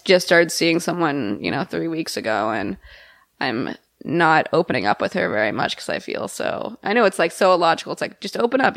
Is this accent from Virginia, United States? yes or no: no; Texas, United States; moved away; I went home to Texas this summer